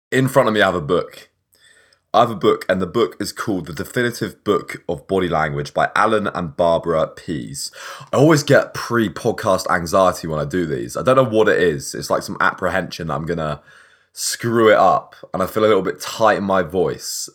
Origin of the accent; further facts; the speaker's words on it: England, United Kingdom; I'm English